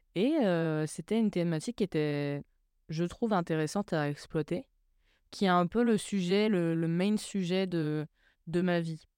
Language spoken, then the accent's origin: French; Troyes, Grand Est, France; also born or lived in Grange-l'Évêque; je suis née à Troyes, et on a vécu dans un petit village qui s'appelle grange lévêque qui est juste à côté de Troyes